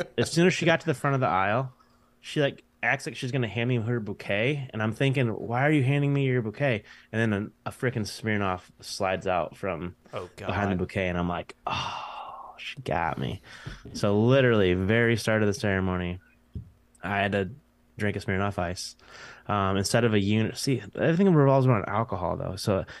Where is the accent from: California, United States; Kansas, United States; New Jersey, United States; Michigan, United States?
Michigan, United States